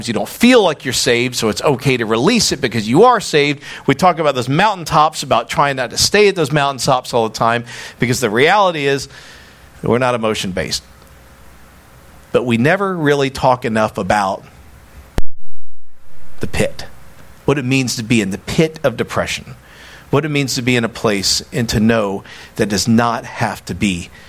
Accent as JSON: {"language": "English", "country": "United States", "said": "I'm walking in as an American who loves my country."}